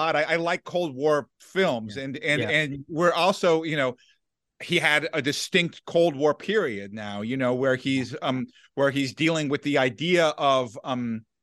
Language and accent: English; Washington, District of Columbia, United States; I grew up in Washington, D.C.